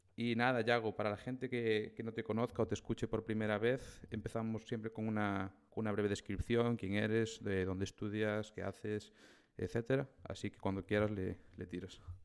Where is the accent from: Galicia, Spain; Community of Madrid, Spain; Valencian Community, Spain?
Galicia, Spain; O Grove; mi pueblo, de, del Grove